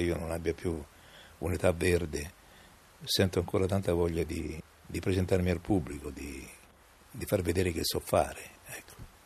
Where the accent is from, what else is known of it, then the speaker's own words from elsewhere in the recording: Rome, Lazio, Italy; accent: romanesco; il mio accento, eh, si sentisse troppo romanesco